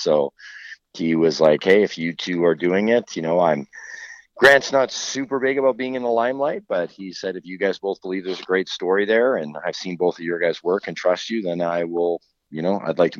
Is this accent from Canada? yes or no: yes; Kelowna, British Columbia, Canada; now in Edmonton, Canada; I spent the majority of my youth and adolescence in high school and graduated in Kelowna, but I'm now back in Edmonton.